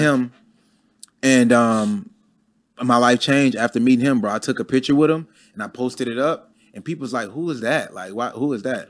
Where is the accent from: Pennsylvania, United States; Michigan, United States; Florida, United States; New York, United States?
Michigan, United States; Detroit; moved away as an adult; now in Atlanta, United States; I never been to Atlanta before. I'm from Detroit.